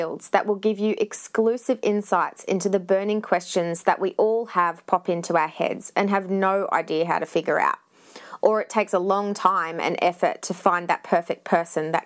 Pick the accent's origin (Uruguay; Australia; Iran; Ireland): Australia; also born or lived in Scotland; I was born in Scotland and moved to Australia when I was 3